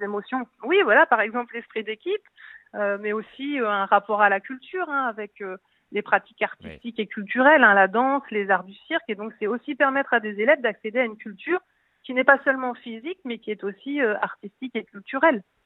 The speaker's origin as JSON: {"language": "French", "area": "Nord-Pas-de-Calais", "region": "Hauts-de-France", "country": "France", "said": "je suis du Nord-Pas-de-Calais"}